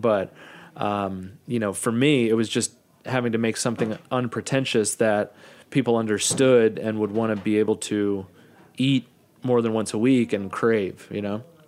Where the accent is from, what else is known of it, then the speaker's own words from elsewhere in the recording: Kansas City, United States; moved away as an adult; also born or lived in Arizona / Brooklyn, New York; one of my best friends, Chris, who I grew up in Kansas City